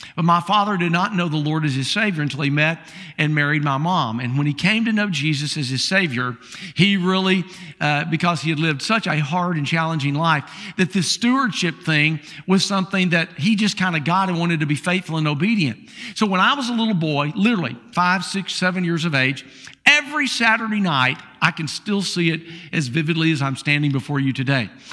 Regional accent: Columbia, South Carolina, United States; I'm the guy from South Carolina, uh, from Columbia, South Carolina

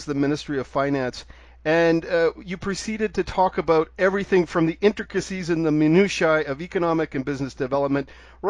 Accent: Canada; now in Mexico; I'm a Canadian

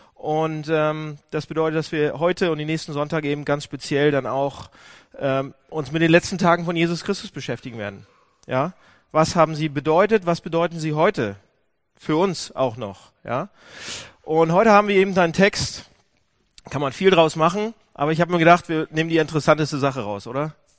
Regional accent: Hamburg, Germany; Wir sind, wir sind Hamburger

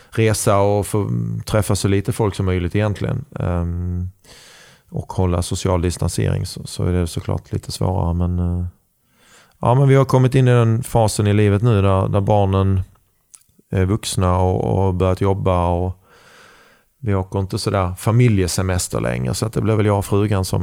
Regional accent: Skåne, Sweden; accent: Scanian; now in Karlstad, Sweden; Eh, fast jag är mer skåning än värmlänning i, i dialekten. Eh, och jag kan bre på ordentligt om jag

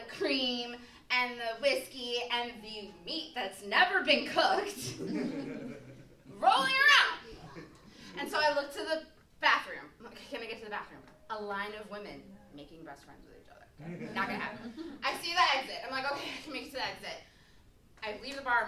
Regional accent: Wisconsin, United States; moved away; also born or lived in Milwaukee; I'm from Wisconsin

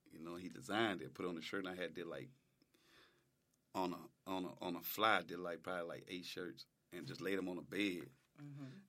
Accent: New Orleans, Louisiana, United States; At first, I'm like, I'm from New Orleans.

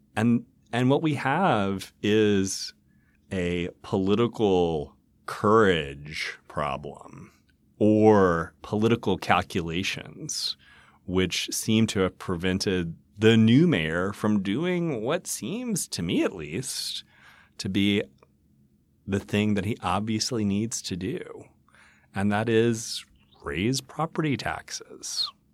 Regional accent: Mississippi, United States; now in Nashville, United States; I was born in Nashville, but grew up in Mississippi

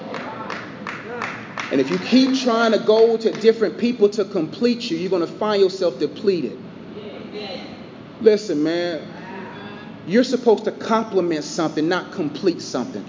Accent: Nigeria; I'm Nigerian.

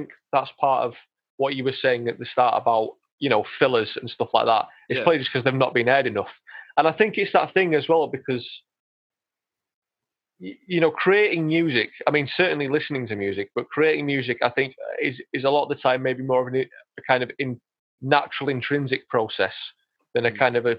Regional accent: Yorkshire and the Humber, United Kingdom; I am from Yorkshire

